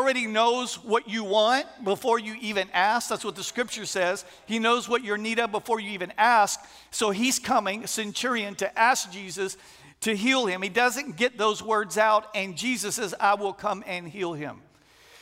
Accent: Texas, United States; moved away as an adult; also born or lived in St. Landry Parish, Louisiana; now in Louisiana, United States; we're originally from Texas, but we moved here 23 years ago

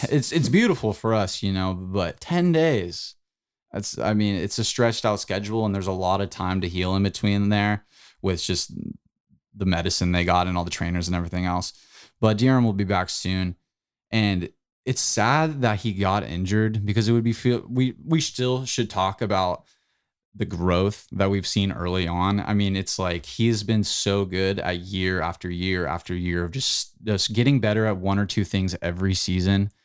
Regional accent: United States; we, as American superiorists that we are

